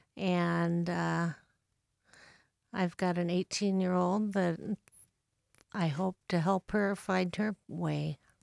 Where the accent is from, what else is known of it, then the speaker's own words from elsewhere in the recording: Bellevue, Nebraska, United States; moved away as an adult; now in Saint Paul, United States; actually just relocated there about a month ago. So really, I come from Bellevue, Nebraska.